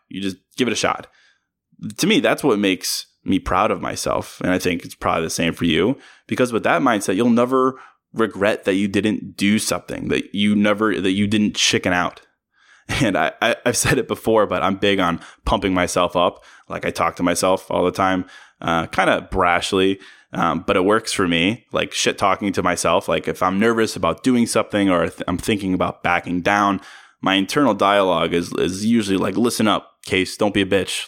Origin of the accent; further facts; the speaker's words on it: Virginia, United States; now in Chicago, United States; I'm from Virginia